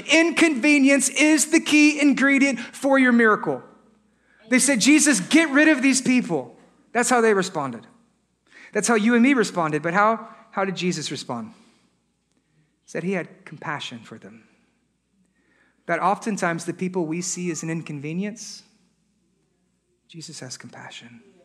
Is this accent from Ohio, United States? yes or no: no; Texas, United States; We're from Texas